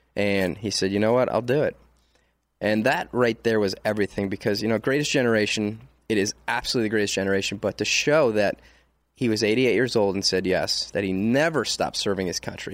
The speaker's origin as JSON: {"language": "English", "town": "Detroit", "region": "Michigan", "country": "United States", "moved": "yes", "lives_now": "Texas, United States", "said": "I'm from Detroit, I'm proud"}